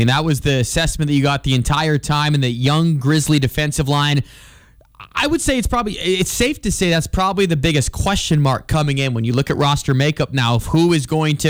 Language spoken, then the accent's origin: English; Billings, Montana, United States; I'm from Billings, of course.